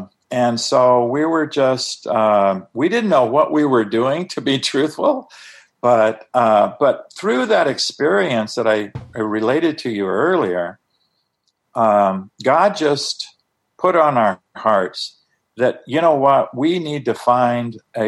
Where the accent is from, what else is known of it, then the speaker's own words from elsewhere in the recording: Tucson, Arizona, United States; he was living right there in my hometown of Tucson, Arizona.